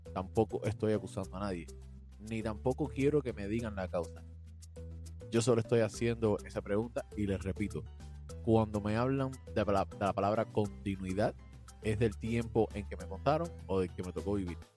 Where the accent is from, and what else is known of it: Cuba